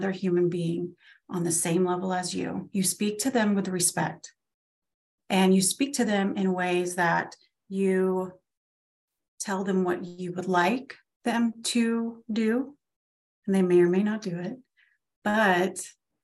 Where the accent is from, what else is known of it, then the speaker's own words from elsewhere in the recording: Florida, United States; We live in Florida, where we just moved from my hometown to a town about an hour away